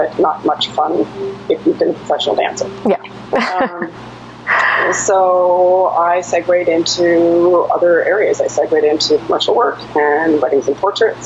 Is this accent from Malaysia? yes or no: no; Toronto, Ontario, Canada; moved away as an adult; now in United States; I was living in Toronto. I grew up in Toronto.